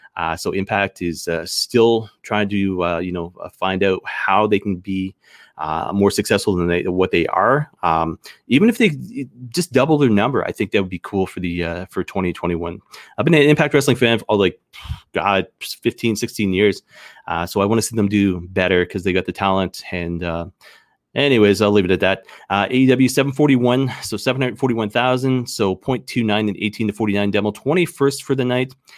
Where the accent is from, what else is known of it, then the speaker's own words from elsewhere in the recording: Canada; I'm proud Canadian